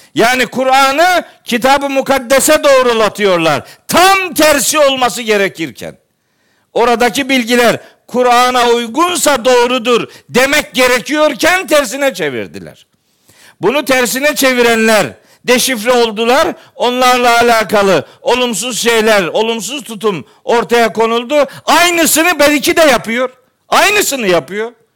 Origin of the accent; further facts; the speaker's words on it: Eastern Black Sea, Turkey; Bizim oraları bilirim ben, iyi bilirim. Doğu Karadeniz'i iyi bilirim